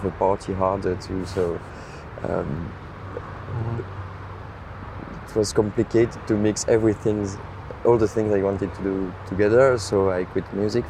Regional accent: Brussels, Brussels-Capital Region, Belgium; I come from Brussels

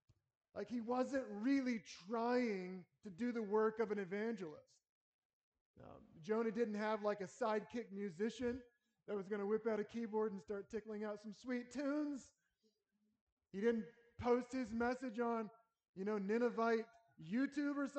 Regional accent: North Carolina, United States; now in Lincoln, United States; I grew up in North Carolina, Southern boy going to a Baptist church

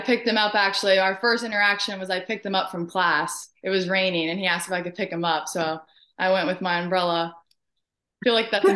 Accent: Tampa, Florida, United States; I'm from Tampa

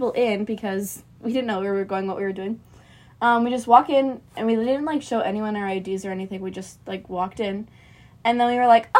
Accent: Luxemburg, Wisconsin, United States; I'm from Luxembourg. Little bitty farm town

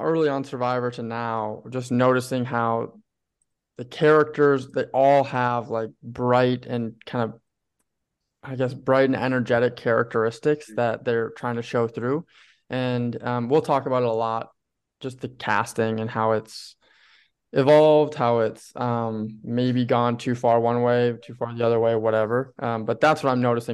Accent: Hugo, Minnesota, United States; the other person is actually from my hometown, or lives in my hometown of Hugo, Minnesota

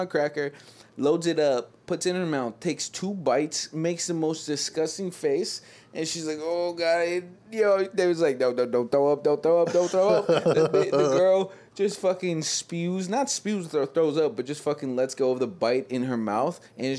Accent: Ibiza, Balearic Islands, Spain; I do not know because I am from Ibiza

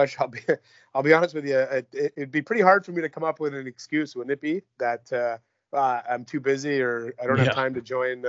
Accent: Mississauga, Ontario, Canada; born there; also born or lived in Michigan / Toronto / Vancouver; people might not realize I was born in Mississauga at Mississauga General Hospital.

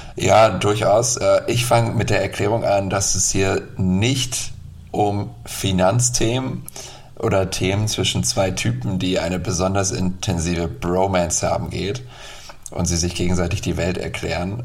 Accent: Bremen, Germany; ich komme ja aus Bremen

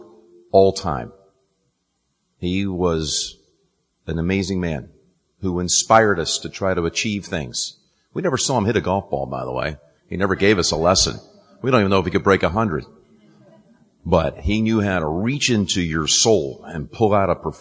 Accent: North Carolina, United States; moved away; also born or lived in New Jersey; I went to high school up in New Jersey. I'm from North Carolina originally

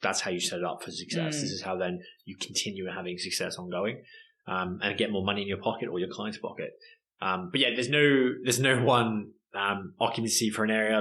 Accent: Australia; moved away; I'm Australian.

